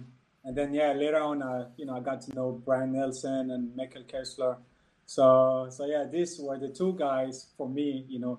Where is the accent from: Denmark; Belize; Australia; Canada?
Denmark; Copenhagen, Capital Region of Denmark; English is a second language; also born or lived in Ivory Coast; I was born in Ivory Coast and I lived there until I was 10, 11, and my father decided to move to Denmark, so we all went to Denmark, where I basically lived the rest of my years until now. I grew up in Copenhagen